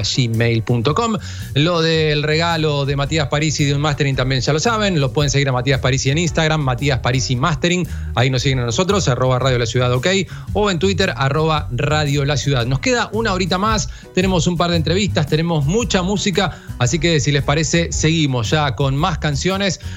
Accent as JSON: {"language": "Spanish", "town": "General Madariaga", "region": "Buenos Aires Province", "country": "Argentina", "said": "soy de Madariaga"}